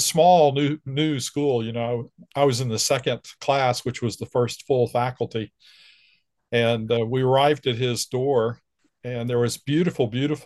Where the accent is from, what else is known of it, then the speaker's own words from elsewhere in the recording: Dallas, Texas, United States; I grew up in Dallas, Texas, and First Baptist Church, Dallas